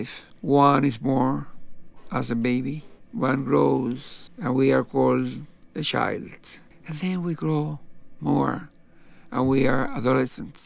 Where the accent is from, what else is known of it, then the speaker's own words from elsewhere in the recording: Cuba; moved away as an adult; also born or lived in New York; The Chinese in Cuba, there were, in my hometown, there were also Chinese